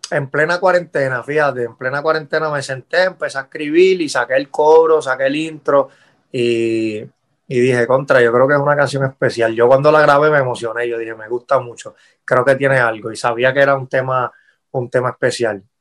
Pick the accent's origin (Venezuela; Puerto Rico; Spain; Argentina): Puerto Rico; yo siempre, cuando chamaquito crecí en Puerto Rico escuchando todo eso.